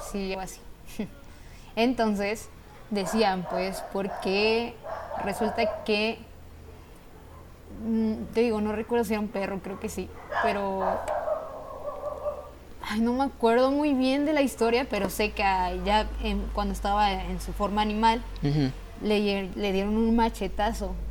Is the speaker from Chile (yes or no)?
no; Mexico